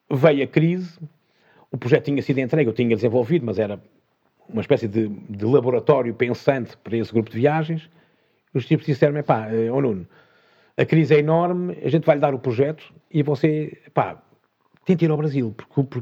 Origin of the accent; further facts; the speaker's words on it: Portugal; Eu, eu sou português, mas não tropa, não, não nasci aqui.